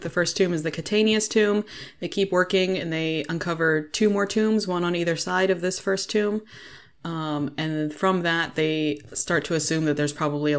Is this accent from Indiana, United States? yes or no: yes; Indianapolis, Indiana, United States; Anyway, that's just a personal fun thing for us because we're from Indianapolis and it's weird.